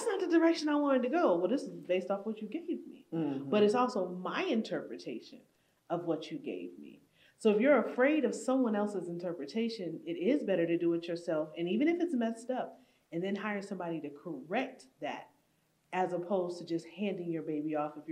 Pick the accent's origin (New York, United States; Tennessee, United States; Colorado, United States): New York, United States; Buffalo; I grew up in Buffalo